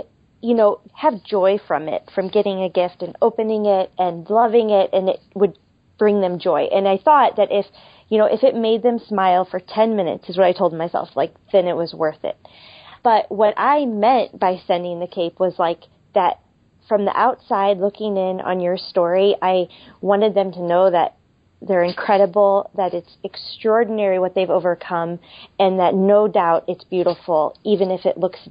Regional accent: St. Louis, Missouri, United States; moved away as an adult; also born or lived in Seattle, Washington; I am from St. Louis originally and am living in St. Louis now, but we spent the last 5 years in Seattle, Washington

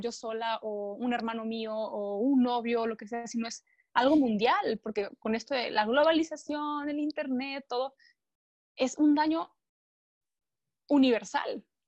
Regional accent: Mexico; los que somos eh, mexicanos

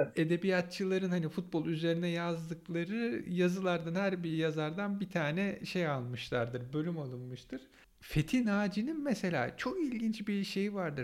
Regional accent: Istanbul, Turkey; ben Kadıköylüyüm, Fenerbahçeliyim

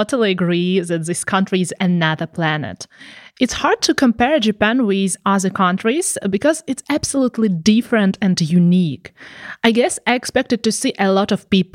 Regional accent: Ukraine; moved away as an adult; also born or lived in Poland / France; now in Germany; I left my hometown at the end of March

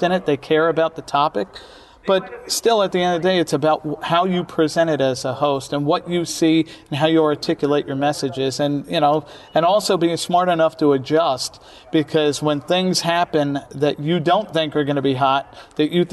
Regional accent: New York City, New York, United States; I grew up in Brooklyn, New York, where, you know, people existed on every block

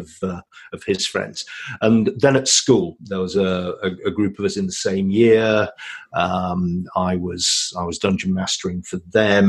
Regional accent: Yorkshire and the Humber, United Kingdom; now in Ontario, Canada; I'm a Yorkshireman by birth

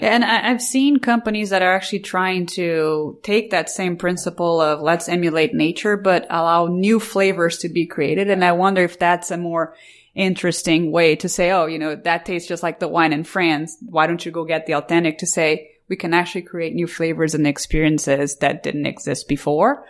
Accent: Brazil; moved away; I, I grew up in Brazil

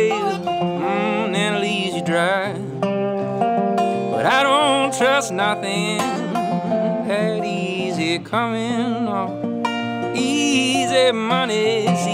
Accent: Metairie, Louisiana, United States; where I grew up in Metairie

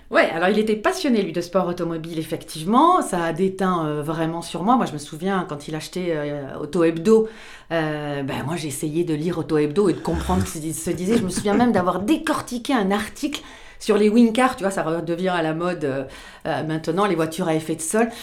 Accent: Pau, Nouvelle-Aquitaine, France; je suis originaire de Pau

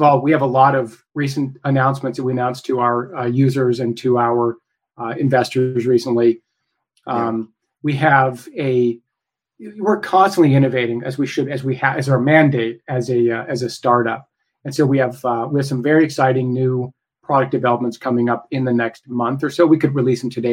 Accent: Idaho, United States; I'm from Idaho

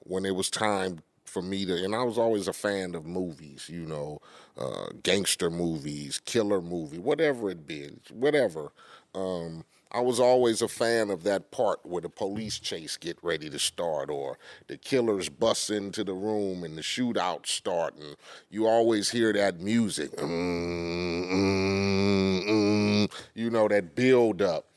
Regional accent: Compton, California, United States; When you growing up in Compton and poverty

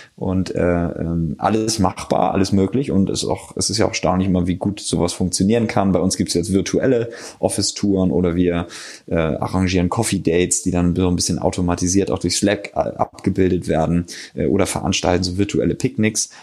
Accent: Hamburg, Germany; moved away as an adult; also born or lived in Passau / Cologne; now in Berlin, Germany; Ich komme ursprünglich aus Hamburg, bin jetzt aber seit ungefähr fünf Jahren in Berlin

